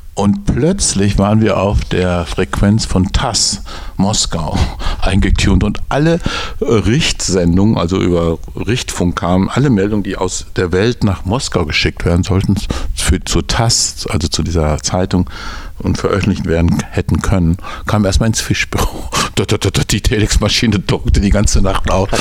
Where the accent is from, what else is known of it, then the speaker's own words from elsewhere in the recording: North Rhine-Westphalia, Germany; now in Berlin, Germany; Ich bin in Westfalen geboren